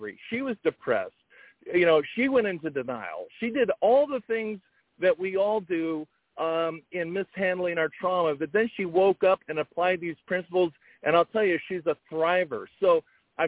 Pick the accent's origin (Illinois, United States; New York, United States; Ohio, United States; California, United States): California, United States; Fullerton; we grew up in Fullerton.